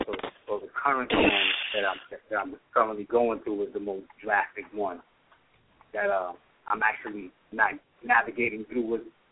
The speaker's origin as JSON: {"language": "English", "town": "New York City", "region": "New York", "country": "United States", "said": "I'm from New York. She's in the Bronx. I'm in Brooklyn at the time."}